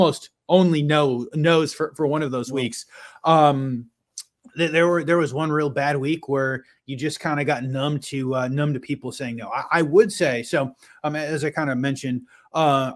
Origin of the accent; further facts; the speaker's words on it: Western New York outside of Buffalo, United States; I grew up in Western New York outside of Buffalo.